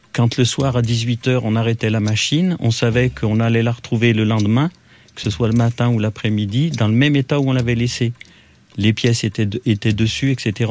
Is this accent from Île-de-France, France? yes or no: no; Roche-la-Molière, Auvergne-Rhône-Alpes, France; Je suis né à Roche-la-Molière dans la Loire